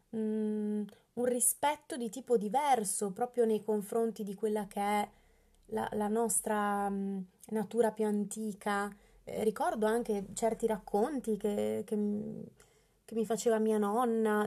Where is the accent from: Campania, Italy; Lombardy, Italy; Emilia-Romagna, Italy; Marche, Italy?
Emilia-Romagna, Italy; Bologna; io sono di Bologna